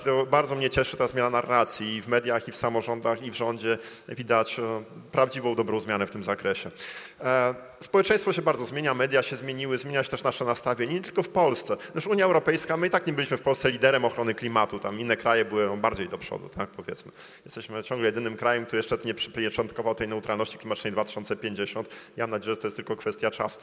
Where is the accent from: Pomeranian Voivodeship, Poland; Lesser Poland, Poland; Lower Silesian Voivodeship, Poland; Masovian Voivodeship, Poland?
Pomeranian Voivodeship, Poland; Gdańsk; Jestem gdańszczaninem